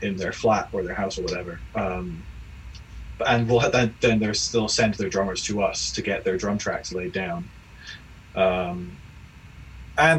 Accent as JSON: {"language": "English", "town": "St Andrews", "region": "Scotland", "country": "United Kingdom", "tie": "born or raised there", "also_born_or_lived": "Glasgow / Boston", "moved": "as an adult", "lives_now": "Edinburgh, United Kingdom", "said": "I was brought up in St Andrews."}